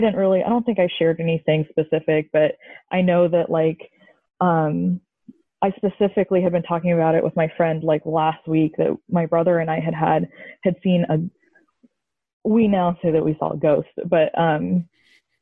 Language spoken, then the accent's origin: English; Columbia, Missouri, United States; I am from Columbia, Missouri